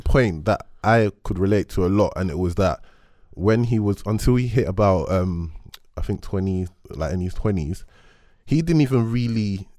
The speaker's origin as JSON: {"language": "English", "region": "London", "country": "United Kingdom", "said": "I am from Peckham"}